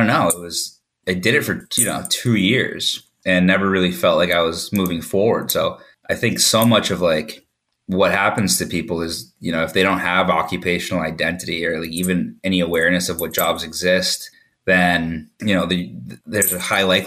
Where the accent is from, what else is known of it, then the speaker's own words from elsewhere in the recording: Massachusetts, United States; I grew up in Massachusetts